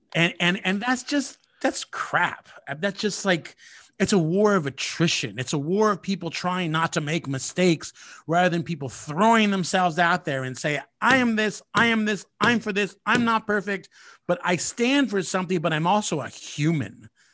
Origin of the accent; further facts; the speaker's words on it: California, United States; I am born and raised in California